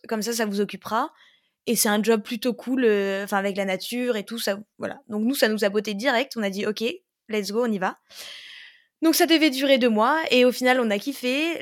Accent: Pange, Grand Est, France; je viens de Pange, mais euh, c'est vrai que j'ai tendance à dire Metz parce que c'est la grande ville qui est à côté.

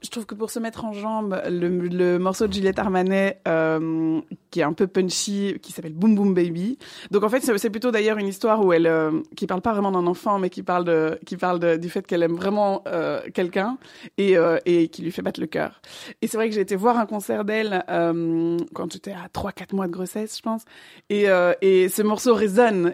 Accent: Liège, Wallonia, Belgium; moved away as an adult; also born or lived in Brussels / Paris; je suis originellement de Liège

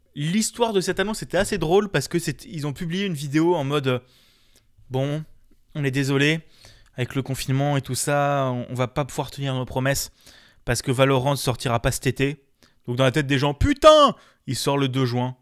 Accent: France; on est français

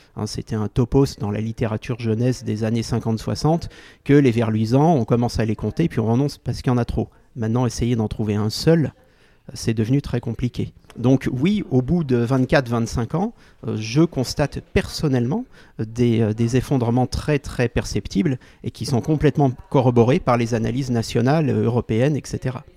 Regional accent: Lyon, Auvergne-Rhône-Alpes, France; le quartier de mon enfance à Lyon

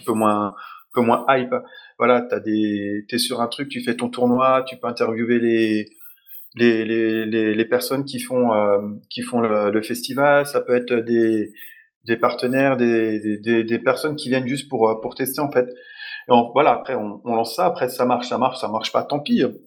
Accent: Dijon, Bourgogne-Franche-Comté, France; je suis de Dijon aussi

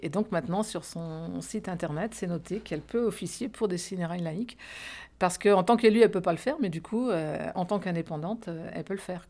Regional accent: France; nous, en tant que Français

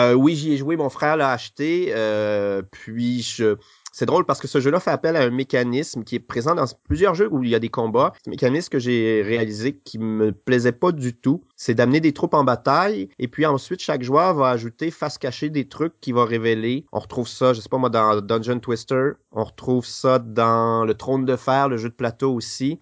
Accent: Lac Saint-Jean, Quebec, Canada; Je suis né dans la ville de Québec, et mhm. puis, euh, j'ai passé toute mon, mon, enfance pardon, à environ 250 km au nord, euh, dans une région qui s'appelle le lac Saint-Jean

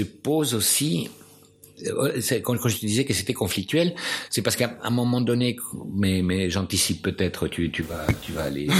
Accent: Buenos Aires, Argentina; French is a second language; moved away as an adult; now in France; quand je suis parti de Buenos Aires

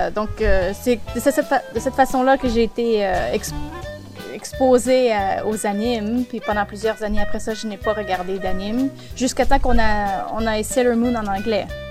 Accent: Quebec, Canada; accent: Québécois; moved away as an adult; now in Calgary, Canada; originellement, je viens du Québec. Et puis, j'ai euh, déménagé il y a quelques années à Calgary, en Alberta

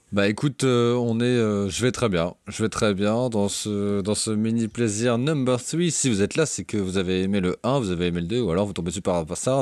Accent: Brittany, France; en tant que breton

